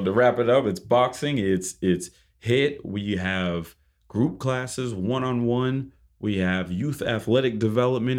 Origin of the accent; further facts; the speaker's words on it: Boston, Massachusetts, United States; moved away as an adult; now in Miami, United States; originally I'm from Boston, Massachusetts.